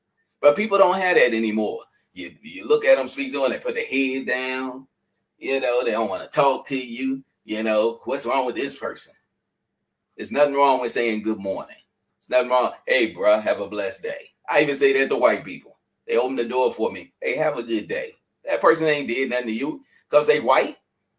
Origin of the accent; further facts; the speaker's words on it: North Carolina, United States; now in Philadelphia, United States; when I first came to Philadelphia, I really didn't like Philadelphia. Because people, I came from North Carolina, and people speak to people.